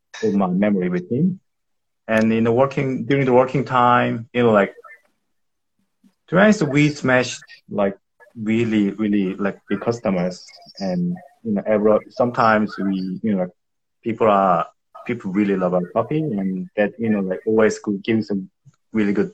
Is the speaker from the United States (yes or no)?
no; South Korea; now in Melbourne, Australia; I'm from Korea